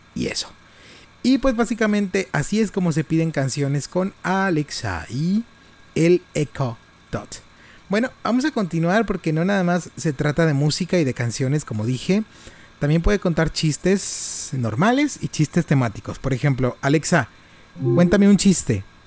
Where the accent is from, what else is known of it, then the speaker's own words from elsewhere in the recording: Monterrey, Nuevo León, Mexico; now in Reynosa, Mexico; Yo soy de Monterrey.